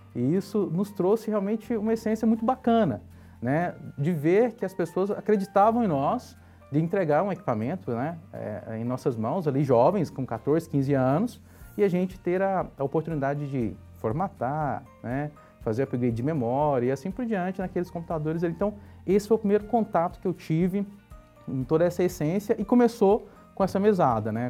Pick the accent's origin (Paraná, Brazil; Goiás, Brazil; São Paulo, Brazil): Goiás, Brazil; Goiânia; nasci em Goiânia, né? Goiás. E minha infância ela foi uma infância muito simples e porém muito divertida.